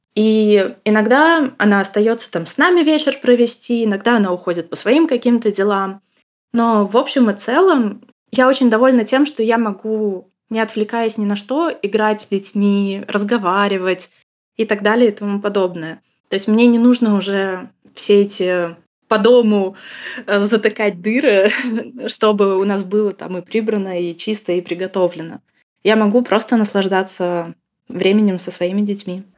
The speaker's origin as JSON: {"language": "Russian", "country": "Russia", "moved": "yes", "lives_now": "Germany", "said": "я из России"}